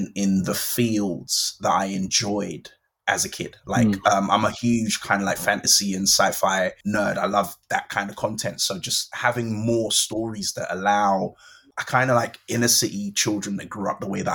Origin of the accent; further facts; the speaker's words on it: London, United Kingdom; I grew up in Brixton in South London